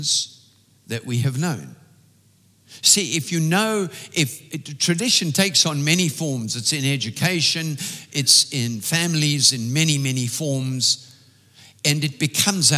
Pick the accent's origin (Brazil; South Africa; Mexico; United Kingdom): South Africa; As an English South African, we have certain customs that we were raised